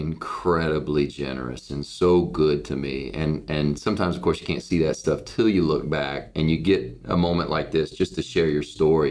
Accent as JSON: {"language": "English", "town": "Cincinnati", "region": "Ohio", "country": "United States", "tie": "born there", "said": "And so I was born in Cincinnati, Ohio."}